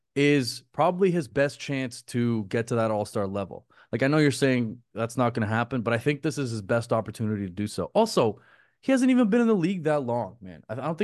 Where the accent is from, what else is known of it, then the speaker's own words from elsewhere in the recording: Canada; I just think in terms of being a Canadian, RJ is more valuable for Toronto right now.